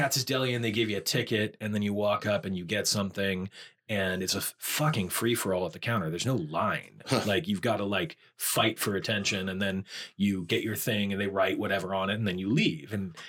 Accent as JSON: {"language": "English", "region": "New England", "country": "United States", "tie": "born or raised there", "said": "The way that like being born and raised in New England, like I've been eating whole lobster since I was."}